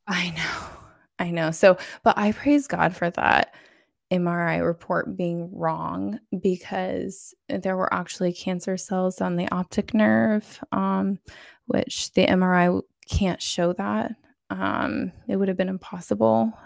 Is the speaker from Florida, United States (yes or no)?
yes; Florida, United States; I'm from Florida